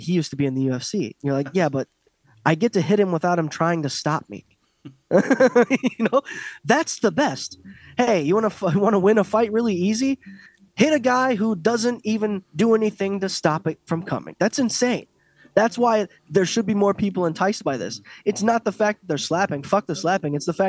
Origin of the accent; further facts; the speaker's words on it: Ireland; And I'm Irish, but I want to talk about this.